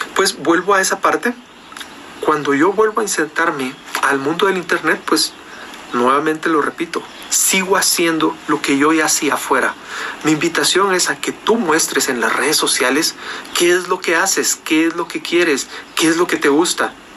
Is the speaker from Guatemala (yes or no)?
yes; Guatemala; en mi país